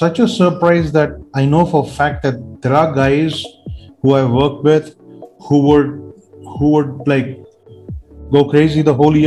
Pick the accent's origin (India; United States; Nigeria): India; as an Indian